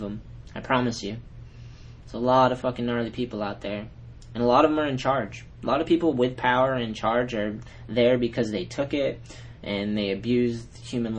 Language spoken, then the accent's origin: English; New England, United States; I'm from New England